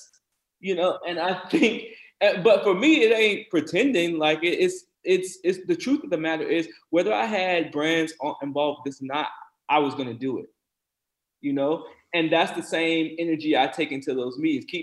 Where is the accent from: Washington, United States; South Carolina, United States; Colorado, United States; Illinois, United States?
South Carolina, United States; born or raised there